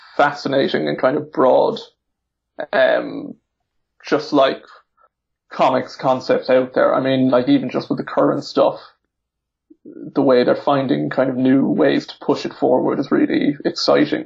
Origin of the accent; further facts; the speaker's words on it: Ireland; I'm from Ireland